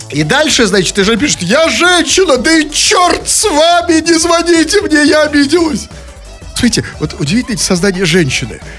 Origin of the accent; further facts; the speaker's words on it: Tomsk, Tomsk Oblast, Russia; Я из Томска.